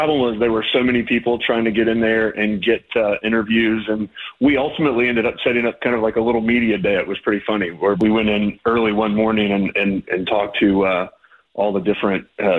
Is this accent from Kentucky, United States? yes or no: yes; Campbell County, Northern Kentucky, United States; now in Nashville, United States; I'm from Northern Kentucky. I grew up in Campbell County.